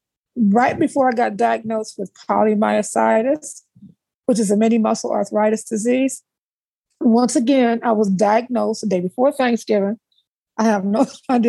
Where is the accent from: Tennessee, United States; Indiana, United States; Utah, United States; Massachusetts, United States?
Indiana, United States; South Bend; moved away as an adult; also born or lived in Atlanta, Georgia; I'm originally from South Bend, Indiana. I grew up in South Bend, Indiana.